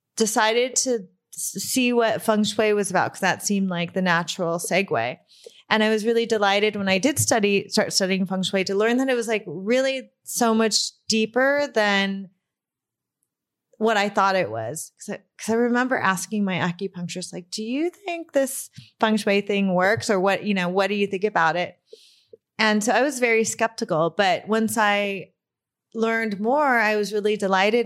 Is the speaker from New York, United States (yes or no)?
no; Burbank, California, United States; I grew up in Burbank.